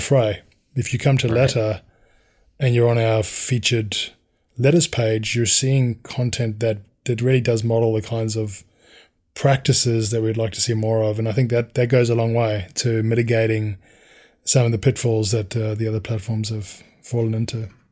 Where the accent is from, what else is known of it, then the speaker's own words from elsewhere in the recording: South Africa; growing up in South Africa and how violent that environment was